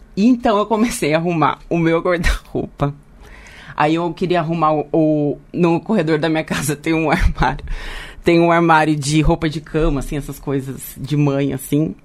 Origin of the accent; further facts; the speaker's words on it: Leme, São Paulo, Brazil; now in São Paulo, Brazil; eu sou de Leme, né? Mas eu moro aqui